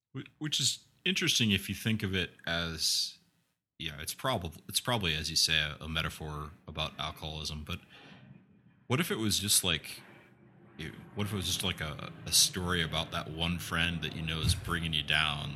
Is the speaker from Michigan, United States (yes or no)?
no; Iowa, United States; growing up in Iowa and coming from the Midwest